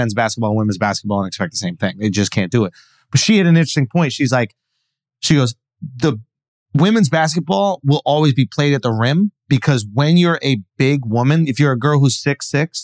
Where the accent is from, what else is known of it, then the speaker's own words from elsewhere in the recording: New York, United States; when I was growing up in New York